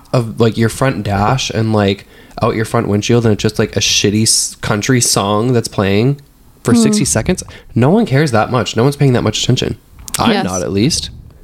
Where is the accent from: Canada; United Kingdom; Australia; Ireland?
United Kingdom; I'm British.